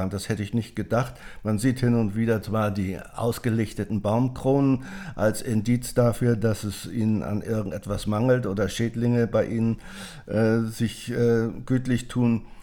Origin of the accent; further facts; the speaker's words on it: Schleswig-Holstein, Germany; now in Berlin, Germany; wir haben hier in Berlin, Brandenburg, ich komme ja aus Schleswig-Holstein ursprünglich